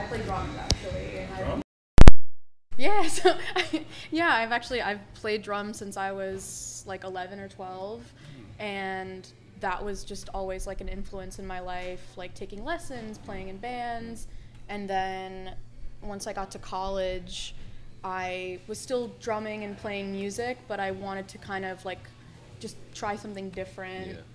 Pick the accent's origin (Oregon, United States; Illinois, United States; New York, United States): New York, United States; New York City; also born or lived in Bushwick, Brooklyn; I'm from Far Rockaway